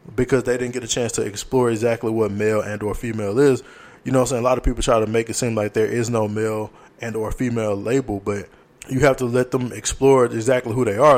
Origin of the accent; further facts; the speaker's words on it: Louisiana, United States; moved away; the school systems are dying down in Louisiana and they're combining schools in my hometown